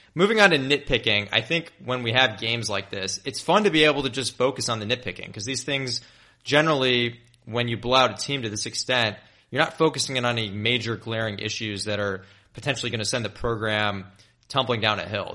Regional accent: Memphis, Tennessee, United States; moved away; my hometown is in Memphis

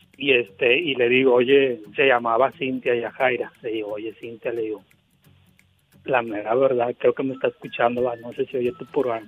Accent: Veracruz, Mexico; now in Monterrey, Mexico; yo no soy de Monterrey diva yo soy de Veracruz nada más que tengo 10 años viviendo aquí en Monterrey

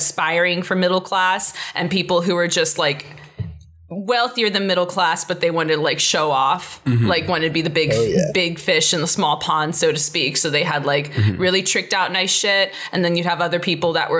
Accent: Rancho Cucamonga, California, United States; I'm from Rancho Cucamonga. I grew up there, very typical suburb life.

